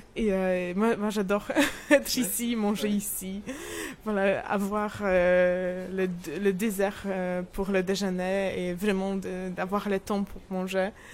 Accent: Poland; French is a second language; moved away as an adult; also born or lived in Warsaw, Poland; now in Saint-Malo, France; je suis polonaise, toujours.

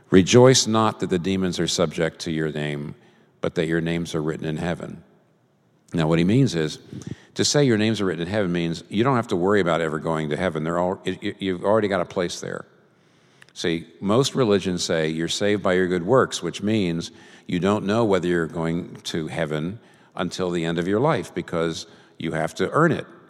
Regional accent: United States; I'm a Christian first and I'm an American second

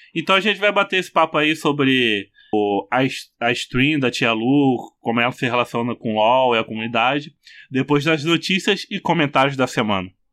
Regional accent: interior of Rio de Janeiro, Brazil; já sou do interior do Rio de Janeiro.

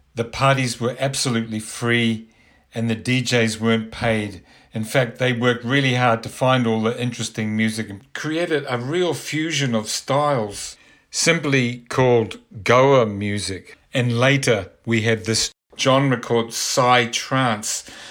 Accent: New Zealand; moved away as an adult; I'm originally from New Zealand. I'd been involved with punk groups and rock and roll in the seventies there

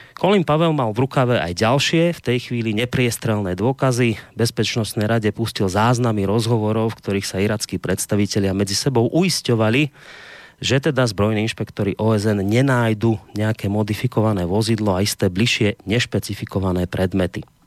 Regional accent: Slovakia; u nás doma na Slovensku

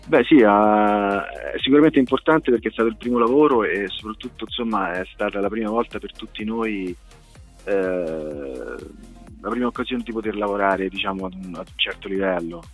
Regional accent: Montefiascone, Lazio, Italy; io di Monte Viescone

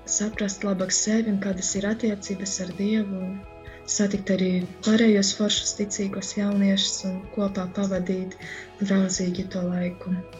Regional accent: Medumi, Augšdaugava Municipality, Latvia; now in Daugavpils, Latvia; patiesi esmu no medumiem, bet tagad esmu Daugavpili

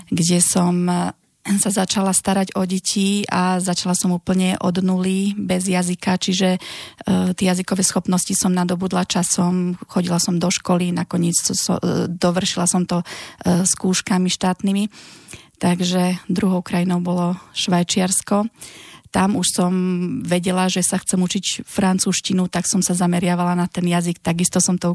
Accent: Nitra, Nitra Region, Slovakia; moved away as an adult; pochádzam z Nitry, som výtvarnička, mám 44 rokov

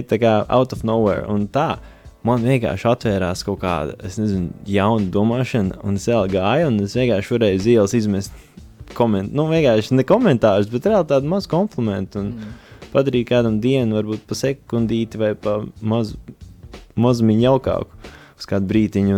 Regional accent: Latvia; mēs esam no Latvijas

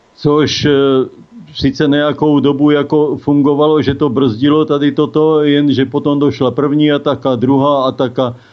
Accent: South Moravian Region, Czechia; now in Týn nad Vltavou, Czech Republic; Bydlím v Týně nad Vltavou, pocházím z Jižní Moravy, ale pracoval jsem dlouho na atomové elektrárně

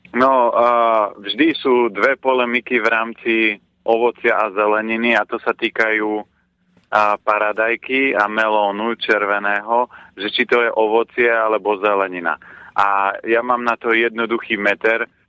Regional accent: Orava, Žilina Region, Slovakia; u nás na Orave sme nevolali melón, ale bola to dýňa.

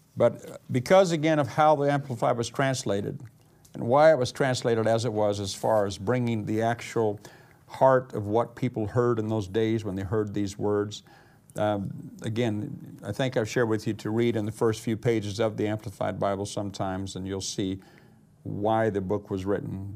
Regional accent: United States; moved away; also born or lived in Missouri; being an American

